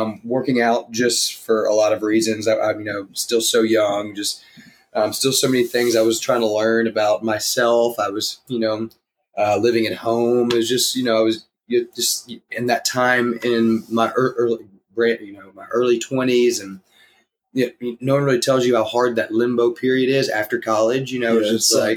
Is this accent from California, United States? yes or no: no; Nashville, Tennessee, United States; also born or lived in Oxford, Mississippi / Houston, Texas; Grew up here in Nashville, Tennessee, born and raised in the Brentwood area